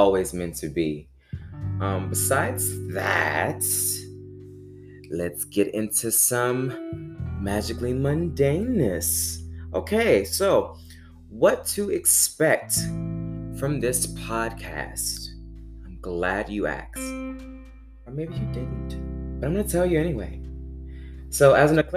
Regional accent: Baton Rouge, Louisiana, United States; moved away as an adult; now in Stone Mountain, United States; I am originally from Baton Rouge, Louisiana

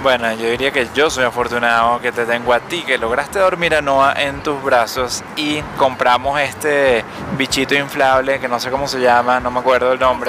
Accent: Caracas, Capital District, Venezuela; also born or lived in New York; now in Miami, United States; caraqueña como nosotros

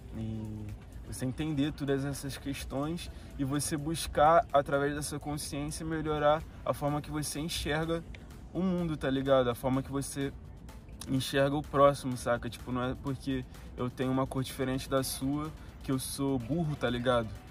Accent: Rio de Janeiro, Brazil; moved away as an adult; now in Portugal; eu saí do Rio de Janeiro, zona norte do Rio de Janeiro

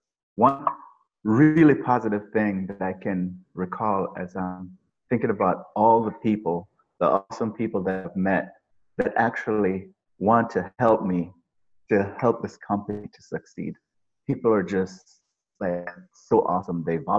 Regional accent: Jamaica; I grew up in the country. We had basically nothing. And where did you grow up? In the country of Jamaica. Okay. In the countryside of Jamaica. So no running water, no electricity, no TVs, nothing like that.

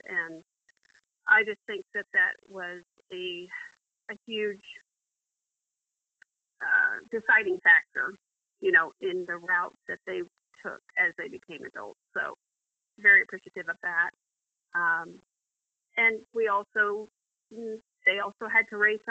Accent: Missouri, United States; also born or lived in Virginia; So we moved from Missouri to Virginia and lived there for 4 years before coming back to Missouri

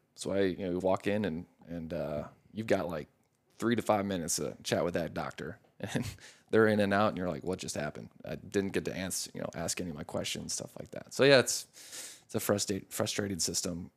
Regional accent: La Crosse, Wisconsin, United States; moved away as an adult; also born or lived in Madison, Wisconsin; now in Scottsdale, United States; born and raised in Wisconsin

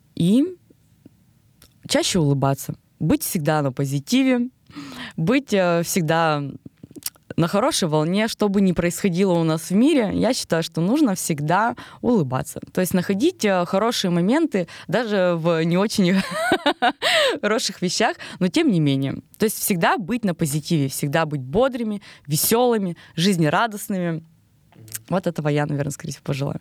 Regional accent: Pervouralsk, Sverdlovsk Oblast, Russia; also born or lived in Vladimir; Маленький город, Первоуральск, это уже мой родной город, то есть э, здесь я выросла.

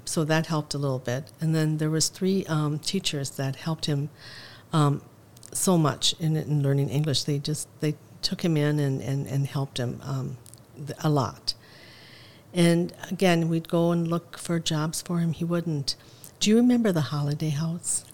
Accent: Mankato, Minnesota, United States; also born or lived in Lebanon; coming here and growing up in Mankato and then going to Lebanon

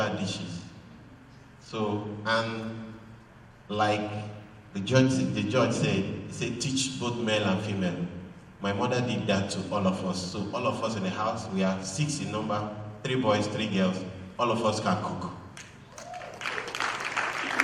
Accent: Abia, Nigeria; I am from Abia. Two of us are Igbo.

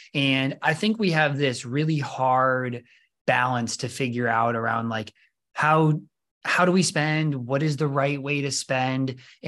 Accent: Rockford, Illinois, United States; I'm from Rockford, right nearby.

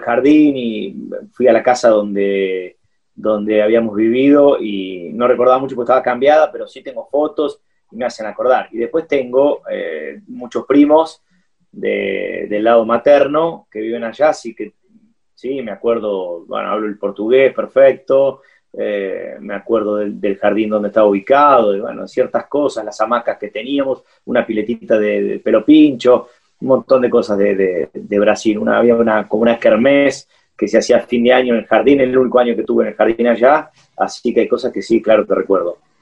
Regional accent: Argentina; also born or lived in Curitiba, Brazil; Nos sentimos siempre argentinos, tenemos documentos argentinos, tenemos, bueno, somos más argentinos que cualquiera que haya nacido acá

